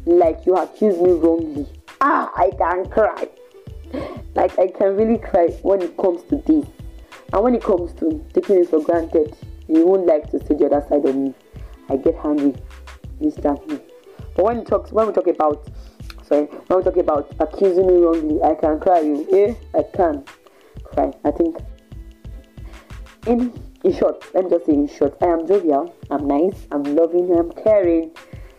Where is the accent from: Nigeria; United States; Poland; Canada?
Nigeria; Ibadan, Oyo; also born or lived in Ondo State; born and bred in Ibadan from Ondo State